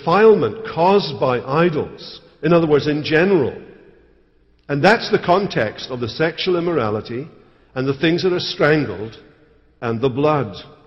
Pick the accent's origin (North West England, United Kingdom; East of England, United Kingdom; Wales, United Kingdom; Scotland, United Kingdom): Scotland, United Kingdom; as a Scotsman